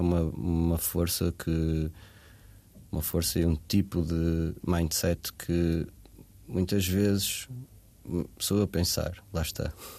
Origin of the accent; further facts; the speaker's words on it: Portugal; passei a minha infância em Varzedouro, numa aldeia